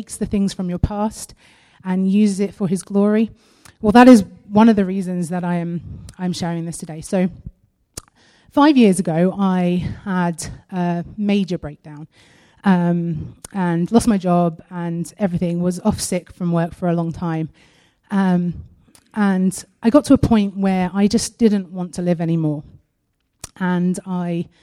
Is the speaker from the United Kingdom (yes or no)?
yes; United Kingdom